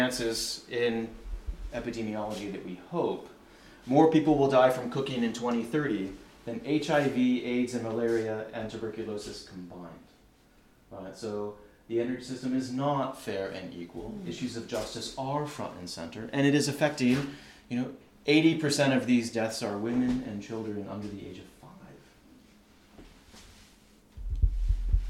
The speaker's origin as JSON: {"language": "English", "country": "United States", "said": "I'm not American by choice"}